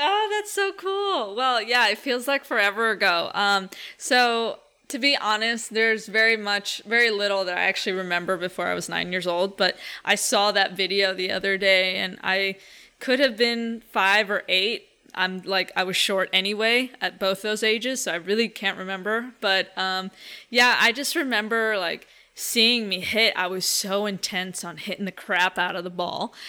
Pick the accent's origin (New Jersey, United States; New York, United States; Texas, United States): New York, United States; New York City; I grew up, uh, in two oh seventh and Broadway, Joe, so Uh, yeah, I, I grew up playing in Inwood